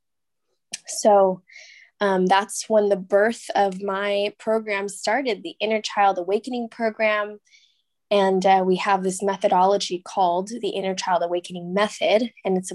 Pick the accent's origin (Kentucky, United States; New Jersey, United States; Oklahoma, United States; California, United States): California, United States; San Diego; moved away as an adult; now in Austin, United States; I'm actually born and raised in San Diego, California. That's like my hometown